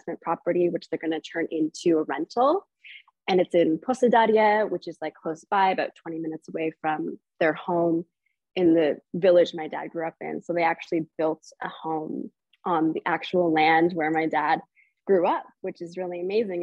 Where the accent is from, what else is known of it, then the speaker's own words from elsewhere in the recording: Canada; I was born here in Canada, so I'm first generation